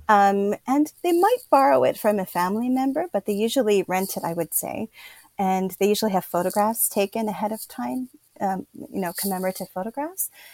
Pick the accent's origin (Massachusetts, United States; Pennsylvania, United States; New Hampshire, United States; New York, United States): Pennsylvania, United States; moved away as an adult; now in Kyoto, Japan; I'm originally from Pennsylvania in the United States